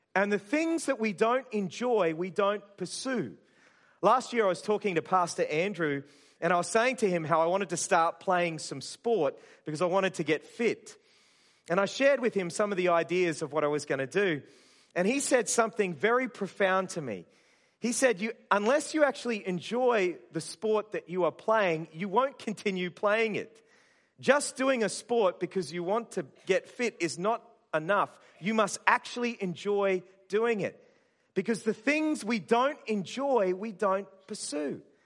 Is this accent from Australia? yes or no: yes; Burnett Heads, Queensland, Australia; I grew up in Burham District Christian Fellowship in Burham Heads in Queensland